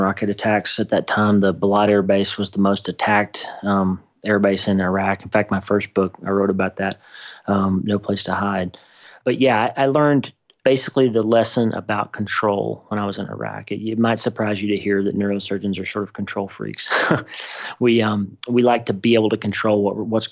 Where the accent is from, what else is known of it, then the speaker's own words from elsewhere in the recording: southeastern Oklahoma, United States; also born or lived in Texarkana, Texas; I was born in Texarkana, Texas, and grew up in southeastern Oklahoma